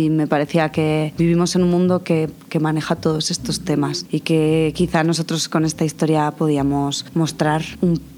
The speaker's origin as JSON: {"language": "Spanish", "country": "Spain", "said": "Yo vengo de España y de una infancia sencilla, fácil, acomodada"}